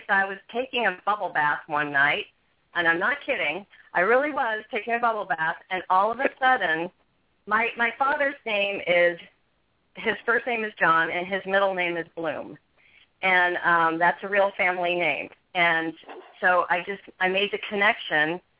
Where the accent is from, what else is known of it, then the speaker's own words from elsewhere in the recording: West Coast, United States; I'm a country girl. I I grew up on the West Coast, but you know, I I have moved all over the country